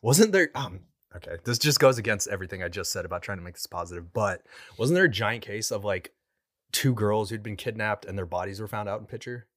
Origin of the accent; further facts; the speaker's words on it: Southern California, United States; now in Oklahoma, United States; I came from Southern California